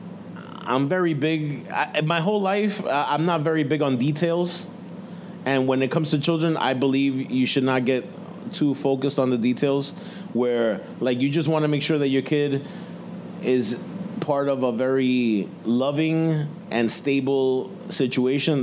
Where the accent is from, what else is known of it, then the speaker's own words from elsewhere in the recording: New York City, New York, United States; the kids are growing up in Ozone Park, Queens, New York. That's where I grew up